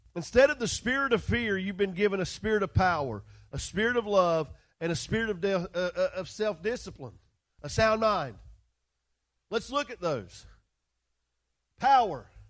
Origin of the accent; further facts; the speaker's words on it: West Virginia, United States; West Virginia